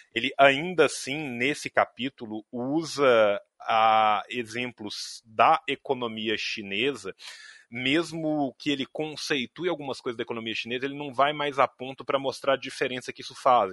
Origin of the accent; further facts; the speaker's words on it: Brazil; A gente é brasileiro